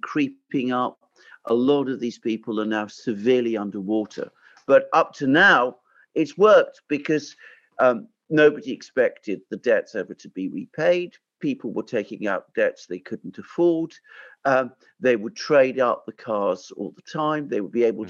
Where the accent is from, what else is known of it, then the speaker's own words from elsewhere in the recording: United Kingdom; accent: British; I live in Britain. You can tell from my accent.